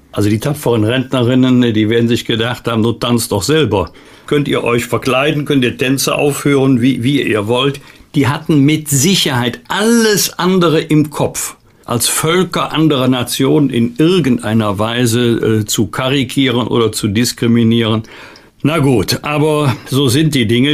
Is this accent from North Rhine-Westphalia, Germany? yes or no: yes; North Rhine-Westphalia, Germany; als Rheinländer